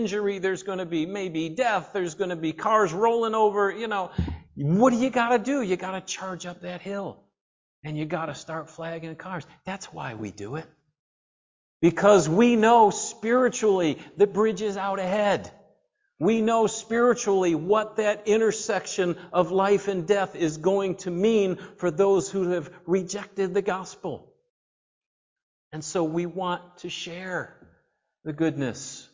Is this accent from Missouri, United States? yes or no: no; upstate New York, United States; moved away as an adult; also born or lived in Ohio; we're from New York, right? We're from upstate New York